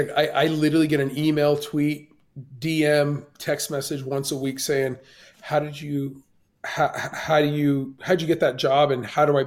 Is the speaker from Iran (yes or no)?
yes; Iran; born there; moved away; I was born in Iran and I grew up Muslim.